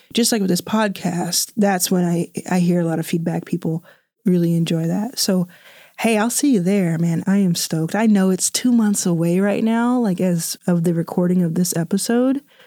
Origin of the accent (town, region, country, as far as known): Dallas, Texas, United States; born or raised there; also born or lived in Jackson, Mississippi; now in Los Angeles, United States